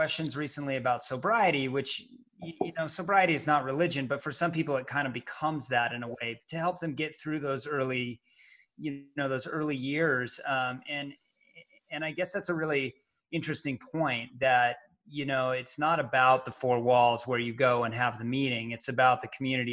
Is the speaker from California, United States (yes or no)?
no; Salt Lake City, Utah, United States; I grew up in Salt Lake City